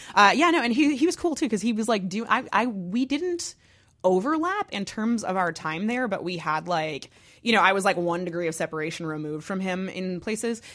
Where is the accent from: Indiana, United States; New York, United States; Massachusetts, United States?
Massachusetts, United States; also born or lived in New Jersey; now in Chicago, United States; I was born there. I grew up mostly in Massachusetts.